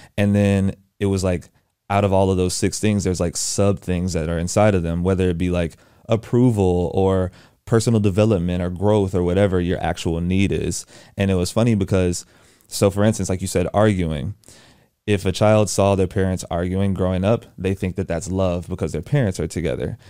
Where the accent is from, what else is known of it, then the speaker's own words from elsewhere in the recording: Houston, Texas, United States; moved away as an adult; now in Atlanta, United States; I'm from Houston, Texas, born and raised.